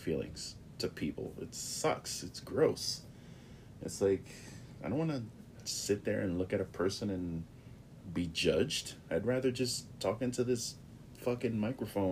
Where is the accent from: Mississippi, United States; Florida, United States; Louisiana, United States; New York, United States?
New York, United States; New York City; I grew up in the Bronx, New York